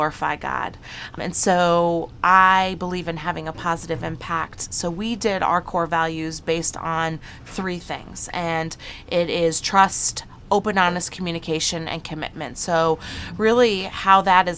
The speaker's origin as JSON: {"language": "English", "town": "Brookfield", "region": "Connecticut", "country": "United States", "tie": "born or raised there", "also_born_or_lived": "the South (US)", "moved": "as an adult", "said": "this is actually my hometown. I was born and raised here"}